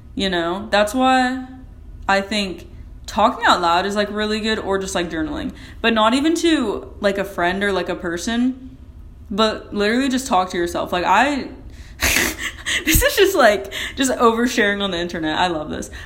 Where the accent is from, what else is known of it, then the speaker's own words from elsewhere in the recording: United States; I'm an American